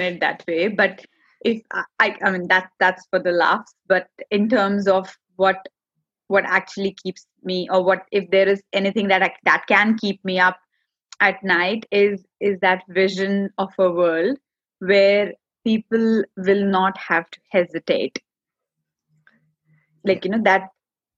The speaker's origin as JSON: {"language": "English", "country": "India", "tie": "born or raised there", "second_language": "English", "moved": "as an adult", "lives_now": "Australia", "said": "I do come from India. I was born and brought up there. You know, 32 years of my life I've spent there."}